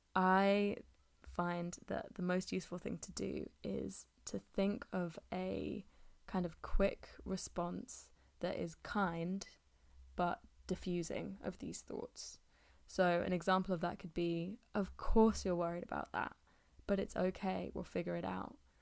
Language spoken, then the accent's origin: English; England, United Kingdom; I'm speaking as an English person